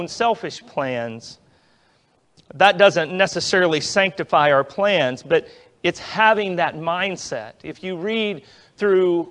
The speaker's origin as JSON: {"language": "English", "region": "Kansas", "country": "United States", "tie": "born or raised there", "said": "coming to my hometown in Kansas when I was a teenager"}